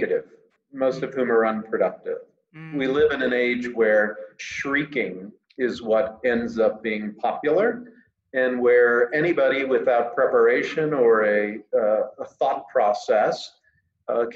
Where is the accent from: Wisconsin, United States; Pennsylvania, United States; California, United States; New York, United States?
Pennsylvania, United States; I'm from Pennsylvania